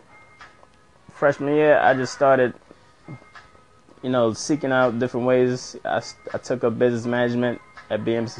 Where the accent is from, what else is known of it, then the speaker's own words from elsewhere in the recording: New York, United States; growing up in New York has always been a challenge for me